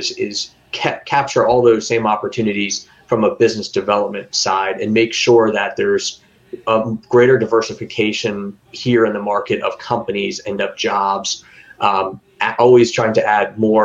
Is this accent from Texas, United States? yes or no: no; Florida, United States; come back home to Florida